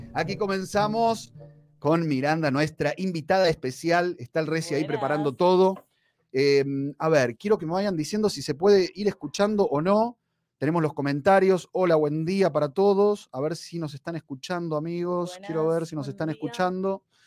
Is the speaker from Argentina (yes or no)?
yes; Argentina; moved away; yo soy argentino, soy de donde es Messi